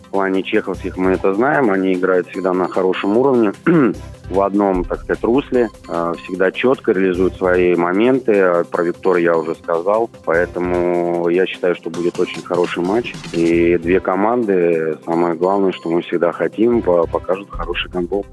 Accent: Moscow, Russia; Я, так сказать, из Ма-, из Москвы

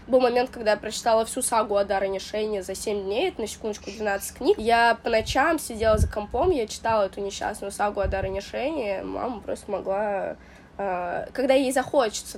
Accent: Russia; Мы армянская семья, которая переехала в Россию. Я вот родилась э, уже в России

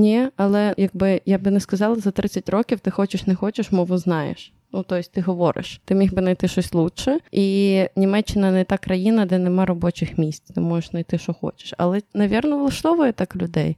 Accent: Ukraine; moved away as an adult; also born or lived in Poland; now in Germany; Я родилась в Україні, 17 років прожила

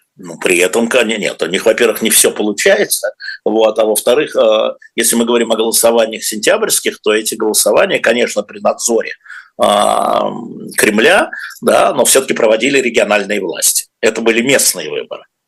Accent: Moscow, Russia; мы москвичи, ну я москвич

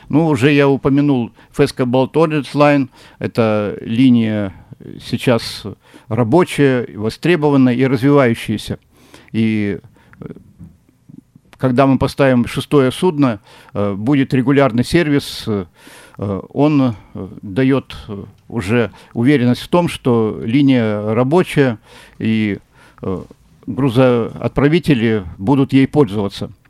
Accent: Vladivostok, Primorsky Krai, Russia; Владивосток э, – это вне конкуренции, это мой родной город

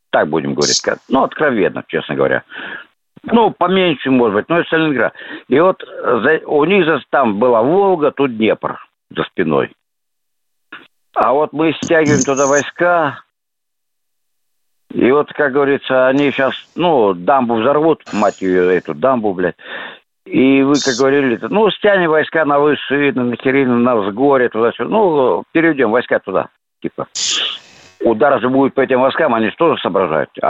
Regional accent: Kamchatka Krai, Russia; Да, я с Камчатки.

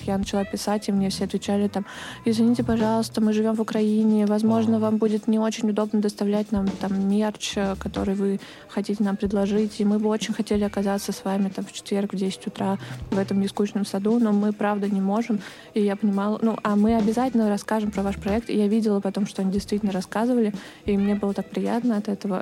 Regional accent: Dubna, Moscow Oblast, Russia; born or raised there; moved away as an adult; now in Moscow, Russia

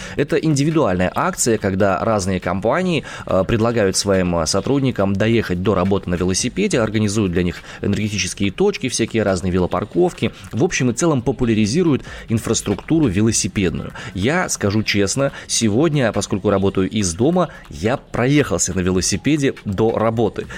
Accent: Omsk, Omsk Oblast, Russia; я родом из Омска

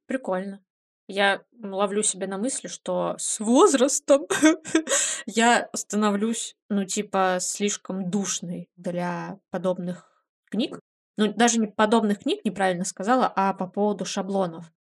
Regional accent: Livny, Oryol Oblast, Russia; moved away; мой родной город Ливны

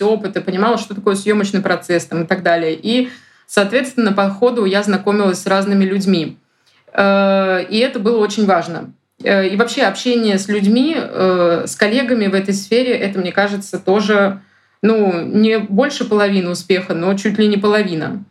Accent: Moscow Oblast, Russia; also born or lived in Saint Petersburg; now in Moscow, Russia; Я сама из Подмосковья

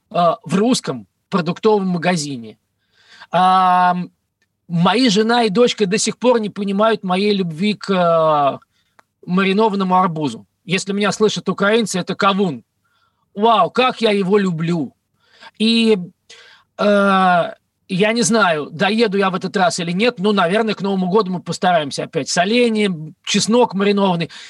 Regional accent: Russia; я никуда из России не уезжал в том смысле, в котором многие себе представляют. Это моя родина.

